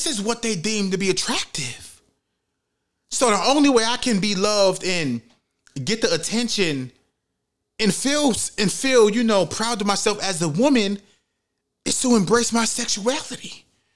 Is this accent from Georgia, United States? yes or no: no; New York City, New York, United States; I grew up in the Bronx. You know, I'm in the Bronx